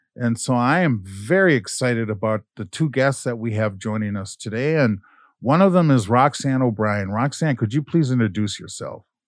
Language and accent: English; Minneapolis, Minnesota, United States; I grew up in North Minneapolis